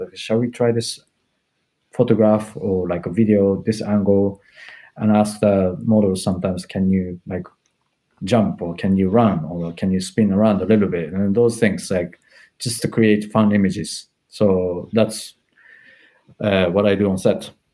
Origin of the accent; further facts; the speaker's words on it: Japan; English is a second language; moved away as an adult; also born or lived in Tokyo; now in London, United Kingdom; I come from Japan